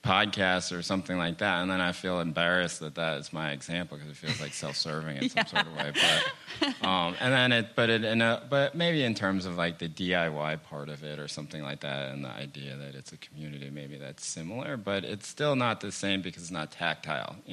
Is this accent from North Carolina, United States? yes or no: yes; Chapel Hill, North Carolina, United States; where I grew up in Chapel Hill